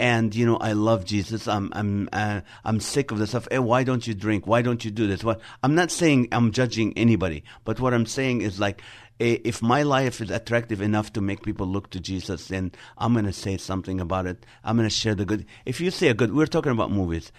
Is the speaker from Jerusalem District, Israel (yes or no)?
no; Nazareth, Northern District, Israel; moved away; also born or lived in Middle East; I was born in the city of Nazareth in Israel